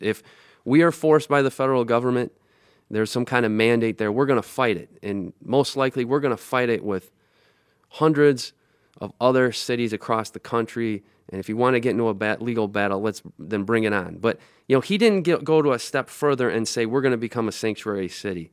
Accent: Lansing, Michigan, United States; I grew up in Lansing

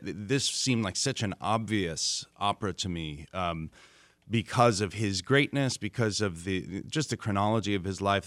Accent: New York, United States; I grew up in New York

